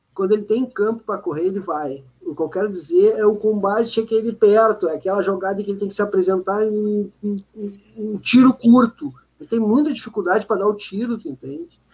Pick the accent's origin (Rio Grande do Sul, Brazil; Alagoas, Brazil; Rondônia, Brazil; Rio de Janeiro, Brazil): Rio Grande do Sul, Brazil; Porto Alegre; Eu cresci no Olímpico e no Beira Rio